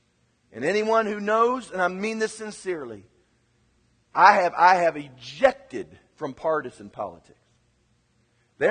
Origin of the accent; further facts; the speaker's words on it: Kansas, United States; moved away; my home state of Kansas